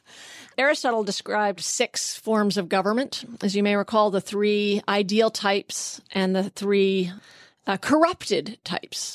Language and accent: English; Vermont, United States; I grew up in Vermont